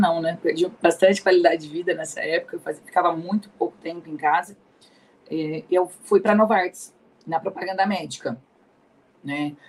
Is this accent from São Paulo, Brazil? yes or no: yes; Ribeirão Preto, São Paulo, Brazil; also born or lived in Anápolis, Goiás; sou aqui de Ribeirão Preto, nasci aqui em Ribeirão, é, permaneço aqui em Ribeirão Preto